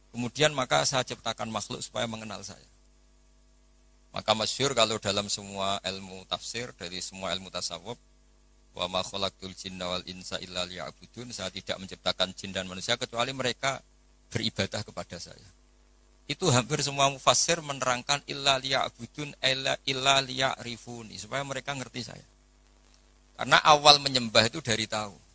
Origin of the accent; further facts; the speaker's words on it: Java, Indonesia; Nah sekarang problem kita adalah karena kita orang Jawa.